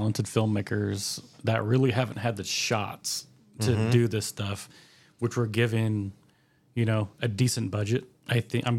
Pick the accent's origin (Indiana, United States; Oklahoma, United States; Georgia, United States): Oklahoma, United States; Holdenville; Which is based on a kid that we grew up with in Holdenville.